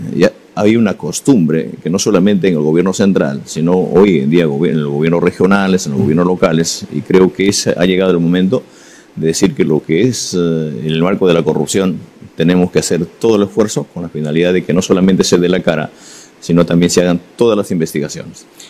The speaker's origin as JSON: {"language": "Spanish", "country": "Peru", "said": "como cualquier ciudadano, como cualquier peruano"}